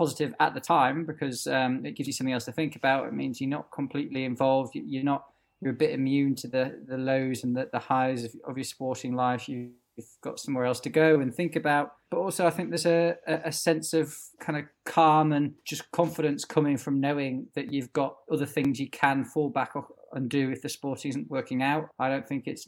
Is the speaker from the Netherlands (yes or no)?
no; Yorkshire and the Humber, United Kingdom; being a Yorkshireman